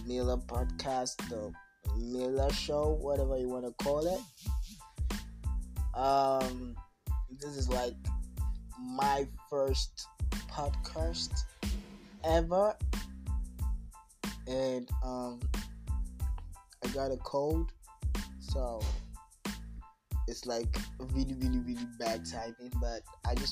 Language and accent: English; Delta, Nigeria; I'm from Nigeria, Africa, Delta State to be precise